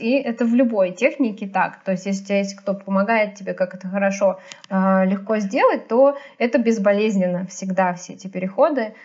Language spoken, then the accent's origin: Russian; Sergiev Posad, Moscow Oblast, Russia; я из Сергиева Посада, и мне ездить 70 километров на электричке